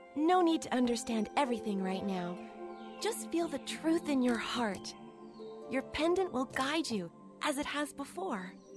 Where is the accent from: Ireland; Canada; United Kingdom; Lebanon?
Canada; accent: backwater Canadian; first language English; me and my backwater Canadian accent